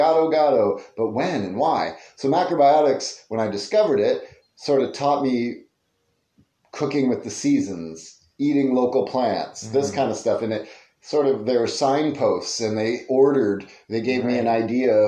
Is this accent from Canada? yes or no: yes; Belleville, Ontario, Canada; also born or lived in British Columbia / California; I grew up in Belleville, Ontario, close to here